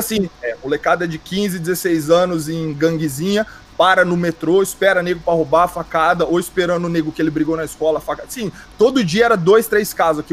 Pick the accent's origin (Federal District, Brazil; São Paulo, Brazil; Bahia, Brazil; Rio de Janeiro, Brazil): São Paulo, Brazil; Bauru; now in London, United Kingdom; Rosa Branca é onde eu cresci em Bauru